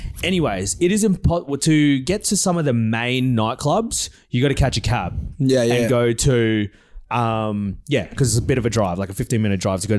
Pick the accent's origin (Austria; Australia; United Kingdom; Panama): Australia; I'm an Aussie. Aussie in Bali.